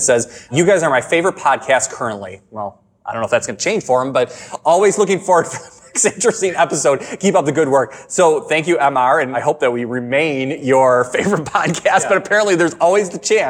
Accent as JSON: {"language": "English", "town": "Chicago", "region": "Illinois", "country": "United States", "said": "we're from Chicago"}